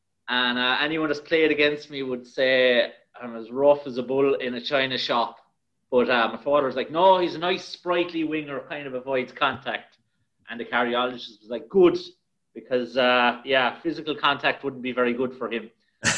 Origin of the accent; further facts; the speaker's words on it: Ireland; moved away as an adult; also born or lived in Rochester, United States; we need, as the Irish, to actually be more inclusive and not be greedy.